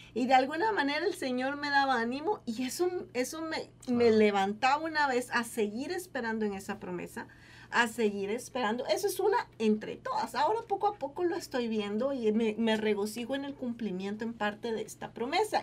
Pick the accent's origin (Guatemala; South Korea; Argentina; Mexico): Guatemala; moved away as an adult; Cuando yo salí de Guatemala, para, para mí fue muy difícil el haber tenido que dejar a mi familia